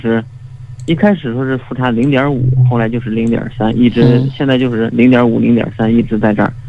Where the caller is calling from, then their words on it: Shijiazhuang, Hebei, China; 嗯，我是河北的听众，然后主要是这个，我想咨询一下